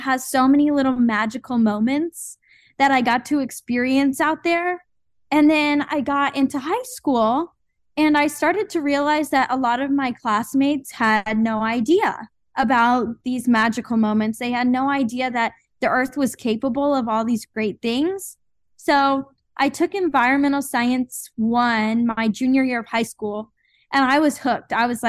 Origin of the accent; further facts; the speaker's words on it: Bulverde, Texas, United States; I grew up just outside of San Antonio in Bull Verde. My family owns property out in West Texas, and I spent most of my childhood up there.